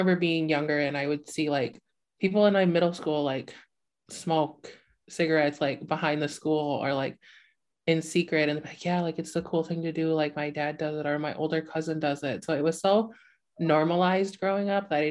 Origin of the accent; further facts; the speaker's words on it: Hannahville Indian Community, Upper Peninsula of Michigan, United States; I come from the Hannahville Indian community in the Upper Peninsula of Michigan